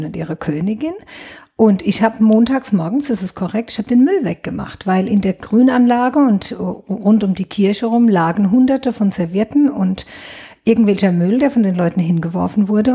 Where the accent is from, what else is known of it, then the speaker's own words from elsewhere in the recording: Neustadt an der Weinstraße, Rhineland-Palatinate, Germany; Ich bin gebürtige Neustadterin, komme mhm. aus dem Afrika-Viertel. Das ist Luftlinie drei Kilometer von hier, direkt hinterm Leibniz-Gymnasium steht mein Elternhaus und bin hier auch nie weggegangen